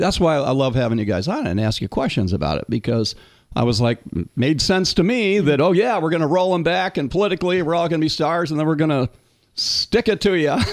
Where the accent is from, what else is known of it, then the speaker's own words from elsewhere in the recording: Cleveland, Ohio, United States; now in Florida, United States; I'm from originally way back when, you know, born and raised in Cleveland, Ohio.